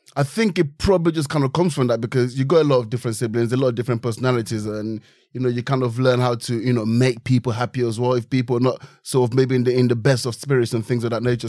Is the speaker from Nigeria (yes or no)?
yes; Nigeria; now in United Kingdom; I grew up in Nigeria